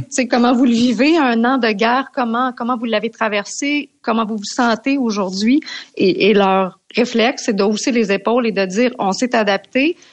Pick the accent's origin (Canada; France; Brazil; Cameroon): Canada; on est Canadien